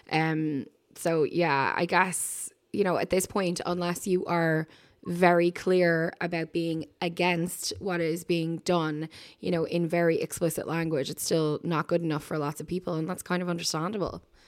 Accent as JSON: {"language": "English", "town": "Dublin", "region": "Leinster", "country": "Ireland", "said": "I said, \"Ireland.\" And, uh, she said, \"Where in Ireland?\" And I said, \"Dublin.\""}